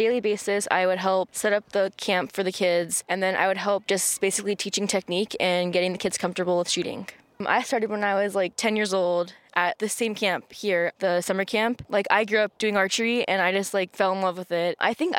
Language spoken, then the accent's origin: English; San Francisco, California, United States; I'm a junior in high school at Lowell and I grew up here in San Francisco.